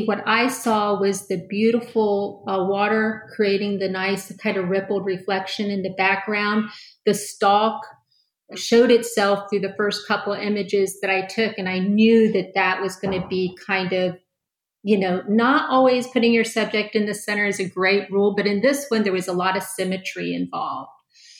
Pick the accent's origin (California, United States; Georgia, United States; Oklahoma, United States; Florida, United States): Florida, United States; Orlando; I started taking pictures in my hometown at that time, which was Orlando.